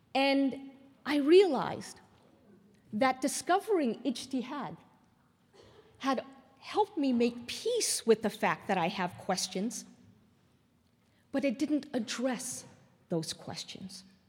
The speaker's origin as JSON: {"language": "English", "country": "Canada", "moved": "yes", "lives_now": "United States", "said": "I'm still Canadian"}